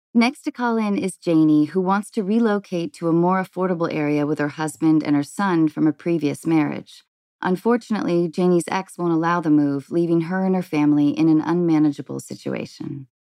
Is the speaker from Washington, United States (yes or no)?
yes; Seattle, Washington, United States; now in Los Angeles, United States; I'm in L A, but I grew up in Seattle